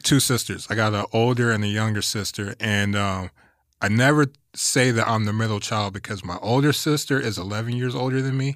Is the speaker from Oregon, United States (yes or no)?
no; West Covina, California, United States; also born or lived in Anchorage, Alaska; I'm from West Covina, the Covina area